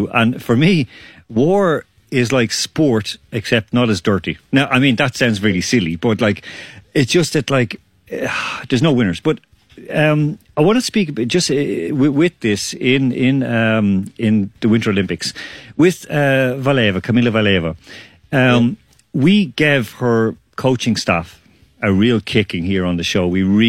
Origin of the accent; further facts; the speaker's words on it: Ireland; also born or lived in Croatia; I know too well, I grew up with this in Ireland and I grew up with this whole situation.